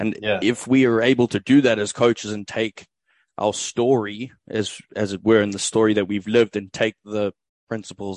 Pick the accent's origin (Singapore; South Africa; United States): South Africa; moved away as an adult; now in Australia; I'm originally from South Africa, currently reside in Australia